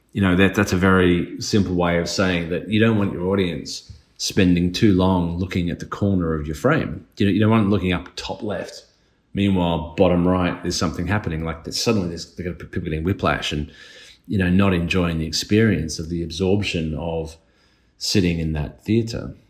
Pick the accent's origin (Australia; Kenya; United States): Australia; being Australian